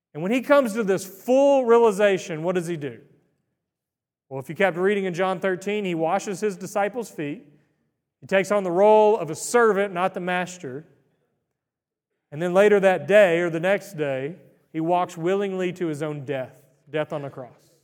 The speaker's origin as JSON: {"language": "English", "town": "Greenville", "region": "Texas", "country": "United States", "tie": "born or raised there", "said": "I was born and raised in Greenville, Texas"}